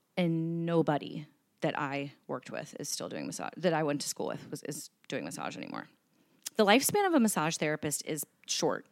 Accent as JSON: {"language": "English", "town": "Cincinnati", "region": "Ohio", "country": "United States", "tie": "born or raised there", "said": "Born and raised. I grew up in Mount Washington"}